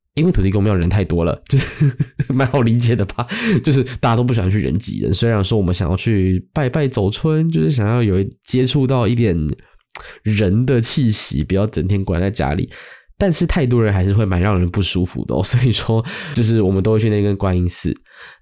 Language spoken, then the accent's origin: Chinese; Zhonghe, Yonghe, Banqiao, New Taipei, Taiwan; 回到中永和板桥这个地方